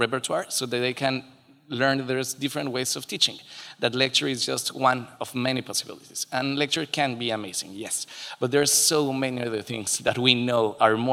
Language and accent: English; Mexico City, Mexico; I'm Mexican. I'm from Mexico City and from a neighborhood is called Coyoacán.